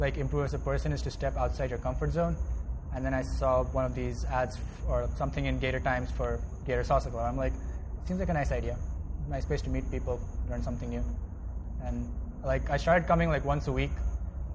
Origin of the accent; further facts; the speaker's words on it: India; now in Gainesville, United States; I'm originally from India, but for now in the U.S., I'm from Gainesville, and I'm Indian.